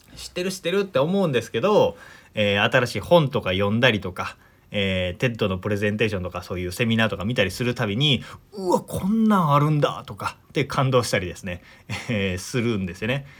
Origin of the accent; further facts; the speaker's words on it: Omihachiman, Shiga, Japan; 僕の実家の話なんですけど実家はね滋賀県の近江八幡っていうところ